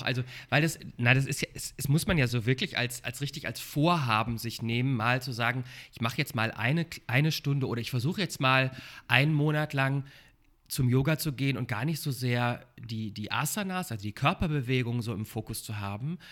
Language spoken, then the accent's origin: German; Sauerland, North Rhine-Westphalia, Germany; now in Berlin, Germany; Ich bin aus, vom Dorf. Ähm, ich komme aus dem Sauerland, aus Nordrhein-Westfalen kleines, kleine Stadt im Sauerland